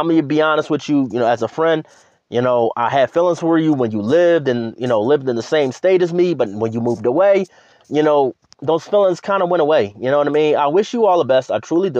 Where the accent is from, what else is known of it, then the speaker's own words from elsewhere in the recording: Philadelphia, Pennsylvania, United States; moved away; I'll be back in my hometown